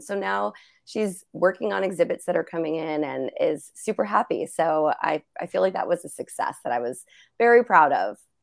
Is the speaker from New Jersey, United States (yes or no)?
yes; New Jersey, United States; I'm from New Jersey, half Italian